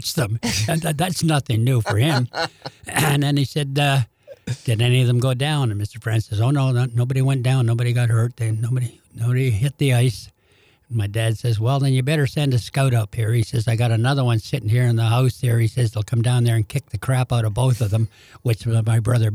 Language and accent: English; Canada; moved away as an adult; now in St. Louis, United States; being a Canadian mm-hmm. and growing up in Hockey Night Canada